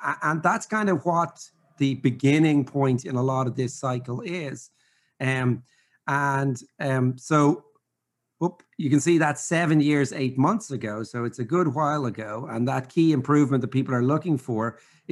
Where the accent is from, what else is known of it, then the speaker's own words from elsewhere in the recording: Ireland; accent: brogue; I'm from Ireland and I speak way too fast